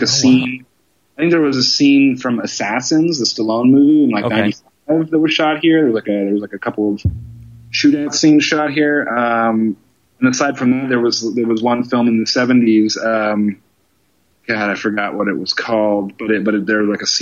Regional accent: Seattle, Washington, United States; moved away as an adult; also born or lived in Los Angeles; I grew up in the Northwest. I'm a Seattle guy.

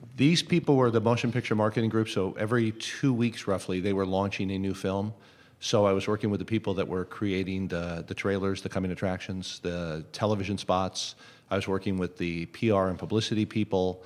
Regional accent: Los Angeles, California, United States; also born or lived in United Kingdom; I grew up here in the Los Angeles area

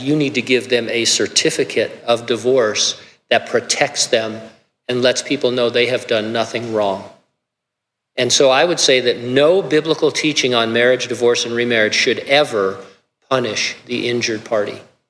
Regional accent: California, United States; God, what were you thinking when I grew up in California? Now I happen to love California.

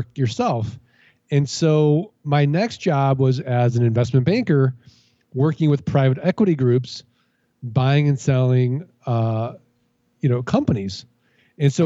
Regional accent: St. Louis, Missouri, United States; moved away; also born or lived in Indiana; I grew up in St. Louis, Missouri.

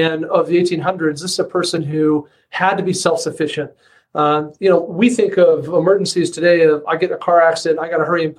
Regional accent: southwestern Wyoming, United States; I grew up in southwestern Wyoming

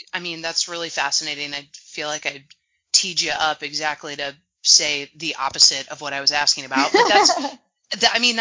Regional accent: Portland, United States; I grew up in Portland, so all I really know is rain

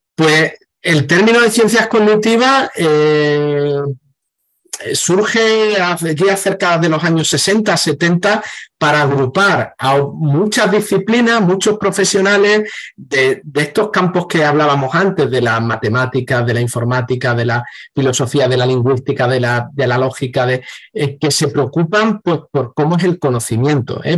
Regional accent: Seville, Andalusia, Spain; yo he crecido por aquí, por Sevilla y algunos pueblos cercanos también

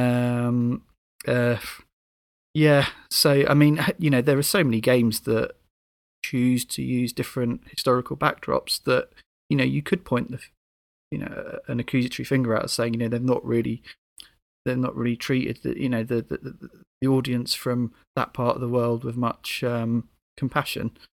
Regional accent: United Kingdom; being a Brit

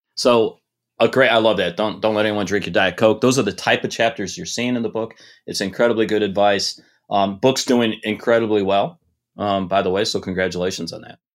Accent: Detroit, Michigan, United States; I grew up in Detroit, um, in the seventies and eighties.

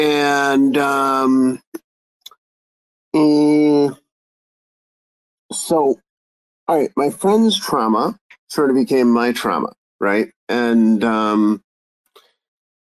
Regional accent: United States; I'm American

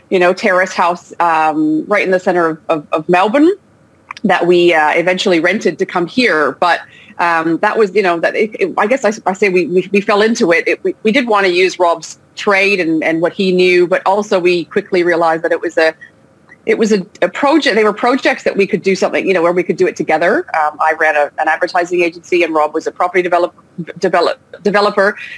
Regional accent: Canada; also born or lived in Australia; now in France; I was born in France. I grew up in Canada, but then I spent the last 17 years in Australia before moving back to France uh, with my family, you know, as a, as, a, as a grown adult.

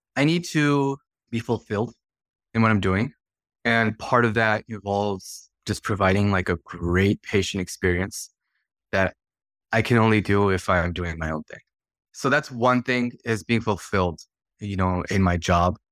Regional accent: Chicagoland, Illinois, United States; I grew up in Chicagoland. Chicago land area, about forty minutes to the west of the city of Chicago

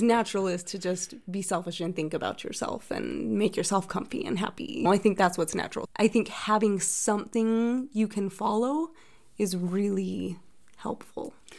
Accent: Utah, United States; I am originally from Utah

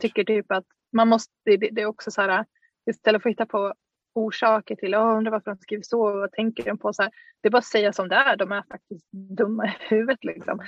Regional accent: Dalarna County, Sweden; moved away; en gård i Dalarna där jag är ifrån

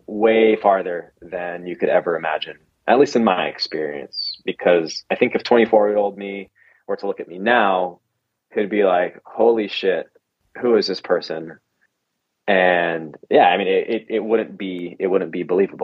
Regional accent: Las Vegas, Nevada, United States; moved away as an adult; I grew up in Vegas with very conservative Christian parents

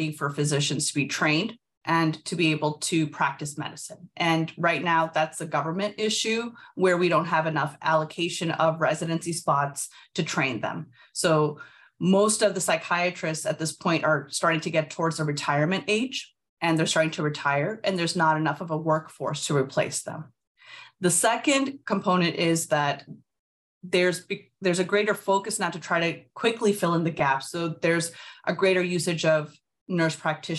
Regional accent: Midwest, United States; I am born and raised in the Midwest

